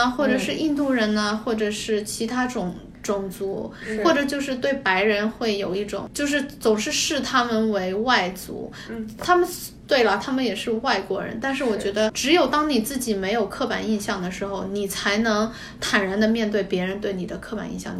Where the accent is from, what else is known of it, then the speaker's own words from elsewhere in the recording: China; 就是你明知道我是中国人，你怎么能说这样的话呢？这对我简直是奇耻大辱。